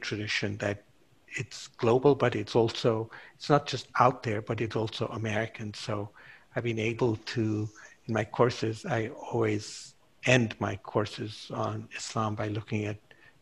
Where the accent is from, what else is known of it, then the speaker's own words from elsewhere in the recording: Kenya; moved away; because I was raised in Kenya, I knew Swahili